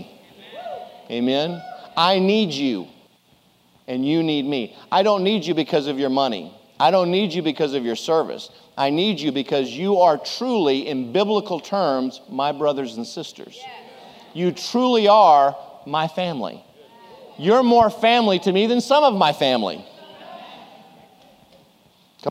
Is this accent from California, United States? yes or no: no; Houston, Texas, United States; April 1st, 1966, in Methodist Hospital in Houston, Texas